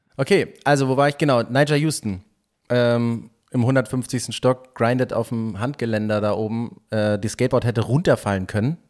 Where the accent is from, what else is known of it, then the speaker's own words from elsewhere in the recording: Northern Germany, Germany; wir sind ja Norddeutsche